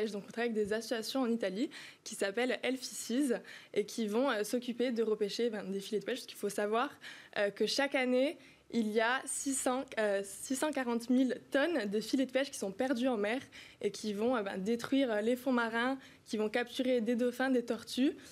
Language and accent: French; Bastia, Corsica, France; je suis originaire de Bastia.